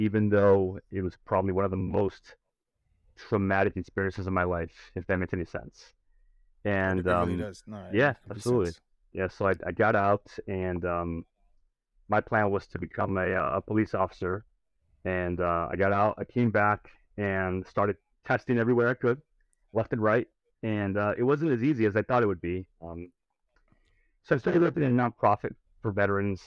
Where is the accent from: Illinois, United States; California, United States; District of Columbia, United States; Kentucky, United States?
Illinois, United States; Cicero; I grew up in Cicero